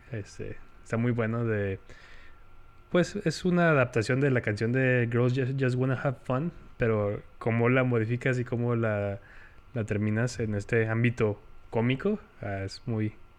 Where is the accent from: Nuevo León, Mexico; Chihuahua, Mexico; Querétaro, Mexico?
Chihuahua, Mexico; soy el peor chihuahuense del mundo